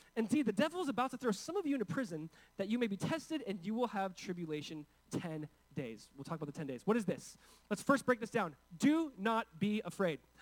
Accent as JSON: {"language": "English", "region": "California", "country": "United States", "said": "I come from California. I come from a state where there's essentially forced speech happening"}